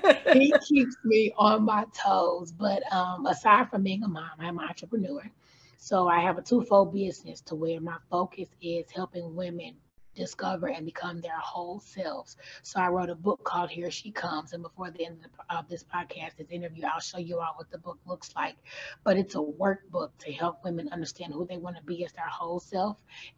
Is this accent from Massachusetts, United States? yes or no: no; St. Louis, Missouri, United States; moved away as an adult; now in Louisville, United States; I was born and raised in St. Louis, Missouri. Mm. I relocated to Louisville, Kentucky around 2012. I got married and I've been here since 2012.